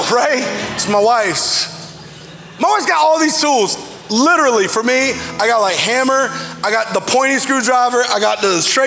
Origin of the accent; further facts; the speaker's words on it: Alabama, United States; I grew up in Alabama